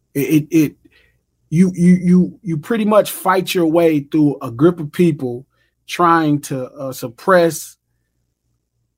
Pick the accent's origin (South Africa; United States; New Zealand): United States; I grew up on 117th Street